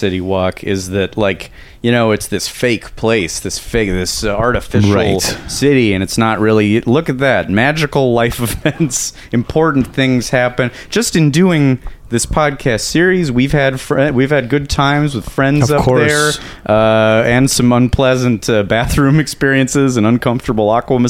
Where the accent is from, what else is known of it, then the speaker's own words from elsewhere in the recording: Los Angeles, California, United States; they moved it all to Woodland Hills, to my hometown